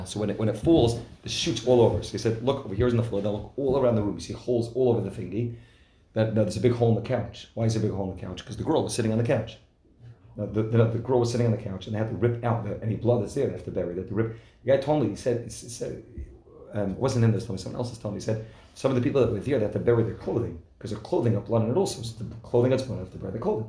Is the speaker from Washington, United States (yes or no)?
no; New Jersey, United States; I'm from New Jersey